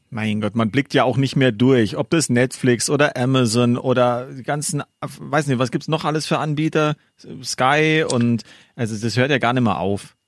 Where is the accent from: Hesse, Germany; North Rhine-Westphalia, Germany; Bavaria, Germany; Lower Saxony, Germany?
Bavaria, Germany; Gilching; in, in, in Gilching, da wo ich herkomme hier